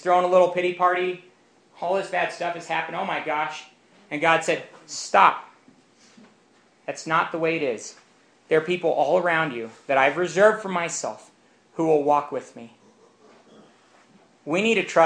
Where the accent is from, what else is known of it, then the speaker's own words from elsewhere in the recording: Romania; moved away; I grew up in Romania, which had been a communist country for nearly 40 years